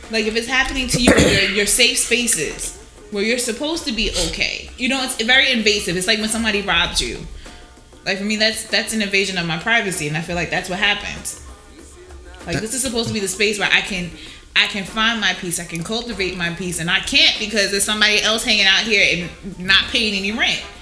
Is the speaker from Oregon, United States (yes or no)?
no; Jersey City, New Jersey, United States; I'm from Jersey City, like everybody.